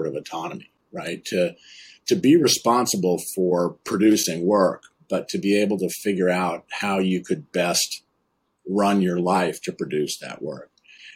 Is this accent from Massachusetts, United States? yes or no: yes; Concord, Massachusetts, United States; I grew up in Concord, Massachusetts, just outside Boston